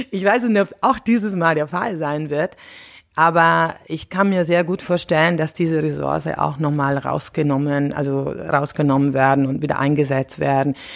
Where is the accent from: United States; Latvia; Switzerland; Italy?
Italy; German is a second language; now in Germany; ich bin auch Italienerin, ich wohne aber seit äh, ungefähr 25 Jahren in Deutschland